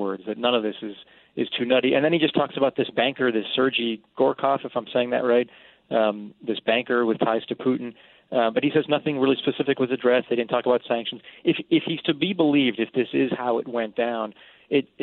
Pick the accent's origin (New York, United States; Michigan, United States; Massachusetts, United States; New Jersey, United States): Massachusetts, United States; South Shore of Boston; moved away; I'm from the South Shore of Boston, Massachusetts